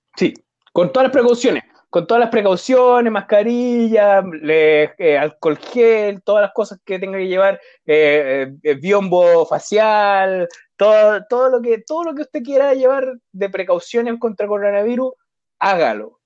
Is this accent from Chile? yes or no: yes; Chile; nosotros como chilenos